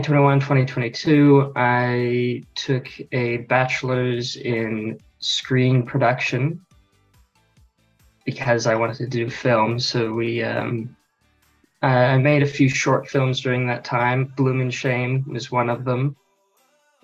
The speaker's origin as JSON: {"language": "English", "town": "Sydney", "region": "New South Wales", "country": "Australia", "tie": "born or raised there", "also_born_or_lived": "United States", "said": "I live in Australia, but I was born in America and lived there for 8 years. And so I've been here in Sydney for 13 years"}